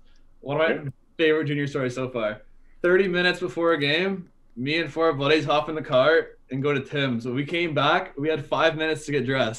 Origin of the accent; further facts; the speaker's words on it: Delhi, Ontario, Canada; I'm from Delhi